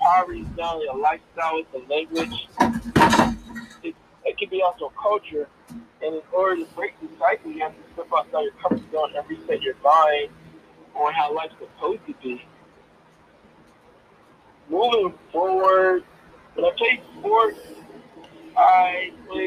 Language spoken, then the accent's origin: English; Coatesville, Pennsylvania, United States; also born or lived in Lancaster, Pennsylvania; I'm originally from Coastal, Pennsylvania. I was born at Brandywine Hospital. It's in Coastal Area School District, and that's where I was born. And that's the humble beginning. The humble beginnings also starts in Coastal. I grew up in a single parent house of five